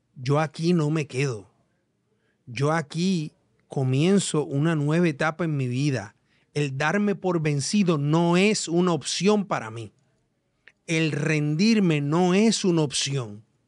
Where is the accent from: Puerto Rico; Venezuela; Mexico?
Puerto Rico; nuestra isla